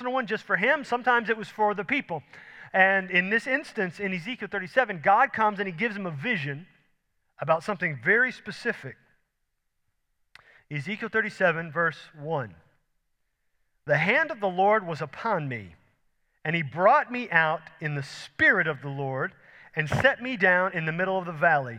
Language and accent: English; Houston, Texas, United States; I grew up in Houston, sea level